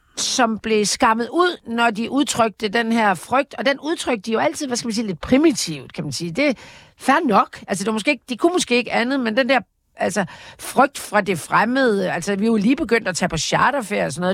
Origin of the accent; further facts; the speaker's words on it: Jutland, Denmark; da jeg voksede op i Jylland